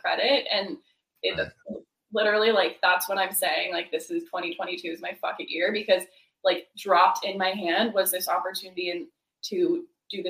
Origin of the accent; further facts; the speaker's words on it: near Quebec, Eastern Canada, Canada; now in California, United States; I'm from Canada, and we do not learn Spanish in Canada. We learn French. So, and I'm from the eastern part of Canada, really close to Quebec, where it's totally French speaking. And I grew up like taking school, like being in French school.